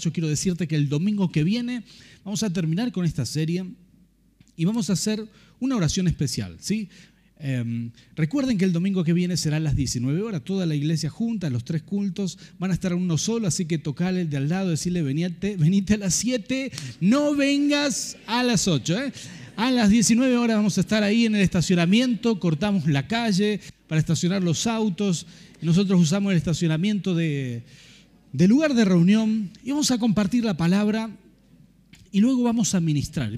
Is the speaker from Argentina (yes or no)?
yes; Rafaela, Santa Fe, Argentina; moved away as an adult; now in San Martín, Argentina; nosotros nacimos en Santa Fe, en Rafaela